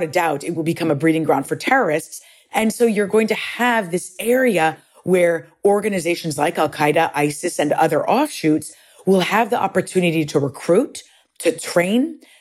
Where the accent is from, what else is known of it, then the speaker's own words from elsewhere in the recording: United States; I am born and raised in the United States, but both my parents come from Lebanon.